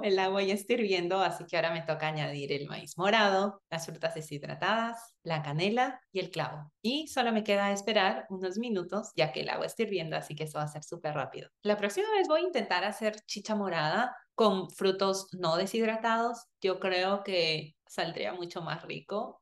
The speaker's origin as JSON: {"language": "Spanish", "country": "Peru", "tie": "born or raised there", "also_born_or_lived": "United States", "moved": "as an adult", "said": "yo nací y crecí en Perú"}